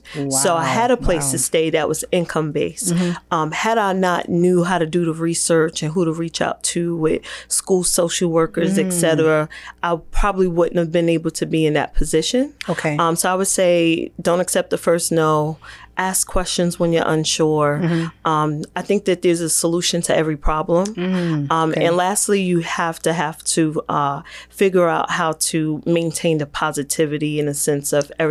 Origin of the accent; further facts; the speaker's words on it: New York City, New York, United States; moved away as an adult; also born or lived in Brooklyn, New York / Selma, North Carolina; now in Raleigh, United States; And then relocated back to New York City. So I more so grew up in Queens, Astoria, Queens.